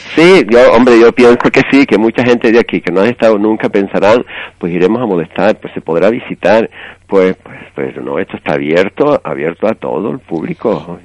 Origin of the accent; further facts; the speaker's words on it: Tigalate, Canary Islands, Spain; moved away as an adult; also born or lived in Venezuela; yo soy de Tigalate